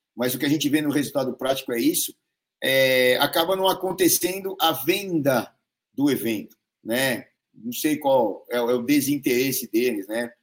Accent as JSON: {"language": "Portuguese", "region": "São Paulo", "country": "Brazil", "said": "eu sou aqui de São Paulo"}